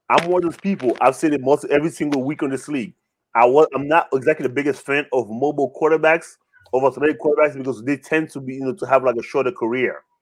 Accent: Canada; I am Canadian.

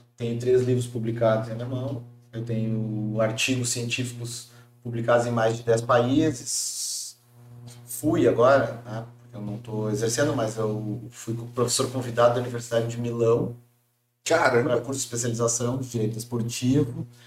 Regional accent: Porto Alegre, Rio Grande do Sul, Brazil; also born or lived in Germany; now in Florianópolis, Brazil; Eu, eu sou gaúcho, de Porto Alegre. Atualmente, já há alguns anos, moro em Floripa

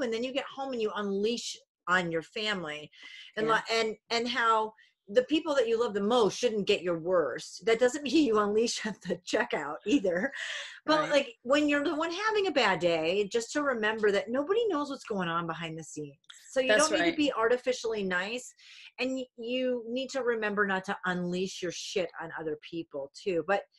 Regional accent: Rhode Island, United States; I'm originally from Rhode Island. My grandma's in New Hampshire. Yeah, I am. Yeah, we're New Englanders.

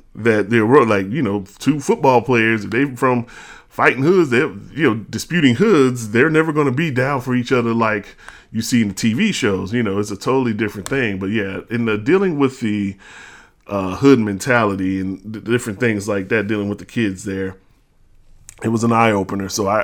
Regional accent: New Orleans, Louisiana, United States; But then I moved to New Orleans, well, back to New Orleans, because we are actually from New Orleans. Our family's from New Orleans.

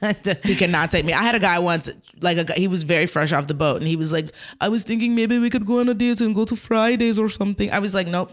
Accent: Georgia, United States; Like when I was little, like I grew up in Georgia.

